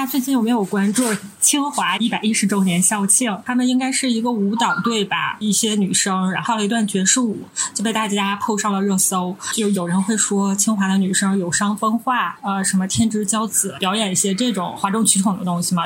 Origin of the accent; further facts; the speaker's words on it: Northeast China, China; 我们是三个来自东北的ladies